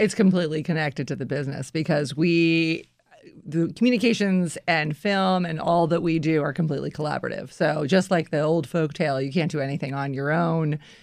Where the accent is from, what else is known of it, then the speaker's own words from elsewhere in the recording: Washington, District of Columbia, United States; moved away as an adult; also born or lived in New York; this is my hometown